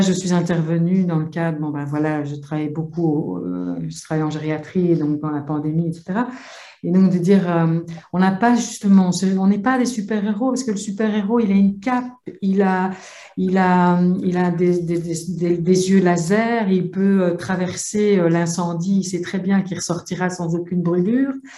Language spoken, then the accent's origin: French; Belgium; je viens de Belgique